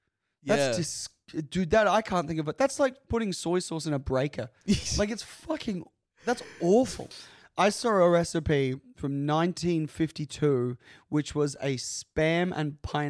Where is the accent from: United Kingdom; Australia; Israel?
Australia; And we are Australian.